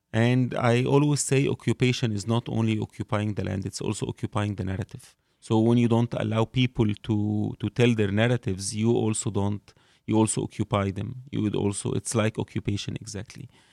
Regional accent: Cairo, Cairo Governorate, Egypt; I grew up in Cairo

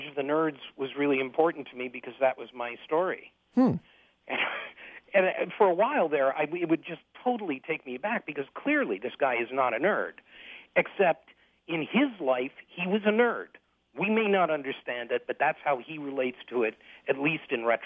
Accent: Detroit, Michigan, United States; also born or lived in Switzerland; I grew up in Detroit. I was born at Harper Hospital in 1953

